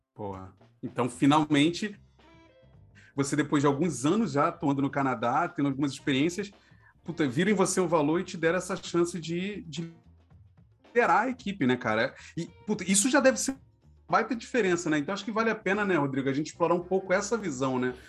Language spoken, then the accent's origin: Portuguese; Rio de Janeiro, Brazil; a gente é carioca